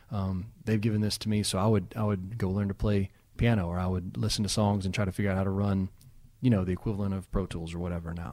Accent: Danville, Kentucky, United States; Danville, Kentucky. About three and a half hours from here.

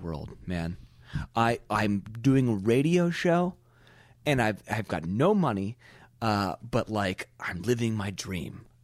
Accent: Pebble Beach, California, United States; we're broadcasting from Pebble Beach, California. This is where I came from

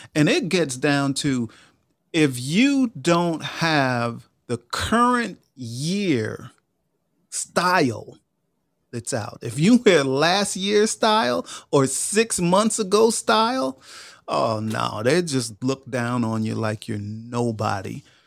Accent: Long Island, New York, United States; moved away as an adult; I grew up in New York. I grew up in Long Island. I was there for the first twenty-two years of my life

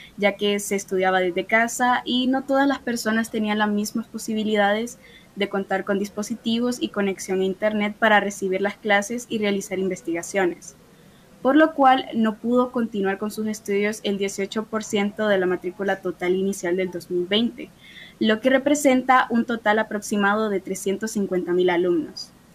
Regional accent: Honduras; nuestro país

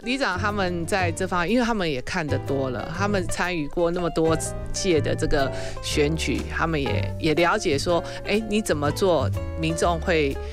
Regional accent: Taipei, Taiwan; moved away as an adult; also born or lived in Keelung; 我从小土生土长在台北

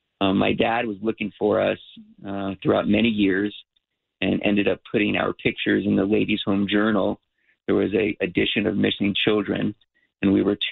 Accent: California, United States; also born or lived in New York City, New York / Florida; we moved to California, and I grew up in the San Fernando Valley and in the Santa Clarita Valley.

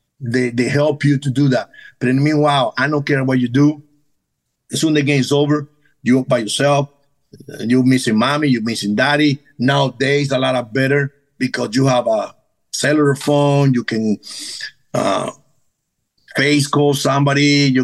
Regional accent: Venezuela; English is a second language; now in United States; Now, growing up in Venezuela is a little harder.

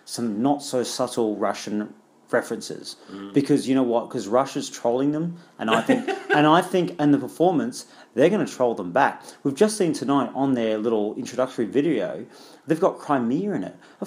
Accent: Australia; also born or lived in London; As an Australian

